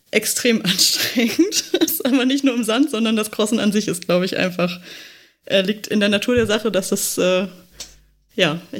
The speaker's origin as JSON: {"language": "German", "town": "Düsseldorf", "region": "North Rhine-Westphalia", "country": "Germany", "said": "da es halt in Düsseldorf war, was ja meine alte Heimat ist"}